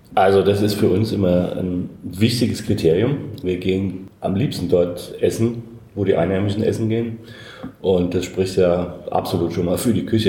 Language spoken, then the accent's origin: German; Hesse, Germany; ich bin Hesse. Ähm, deshalb sage ich immer Dorscht, also Durst